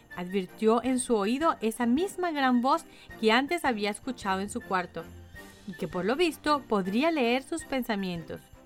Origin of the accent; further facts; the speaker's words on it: Caracas, Capital District, Venezuela; moved away; mi ciudad natal, Caracas